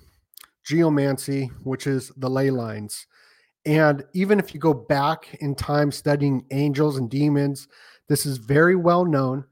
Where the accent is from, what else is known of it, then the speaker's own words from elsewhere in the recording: Las Vegas, Nevada, United States; moved away; also born or lived in Sedona, Arizona; I grew up in Vegas